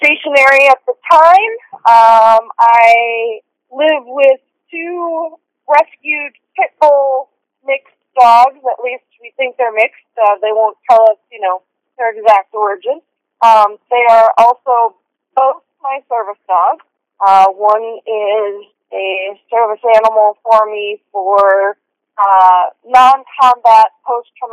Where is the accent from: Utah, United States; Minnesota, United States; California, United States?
Minnesota, United States; moved away as an adult; also born or lived in Las Vegas, Nevada / Arizona; I was born and raised in Minnesota, but I consider Nevada home, Las Vegas or Southern Nevada. And I was in Nevada and Arizona for a total of 19 years.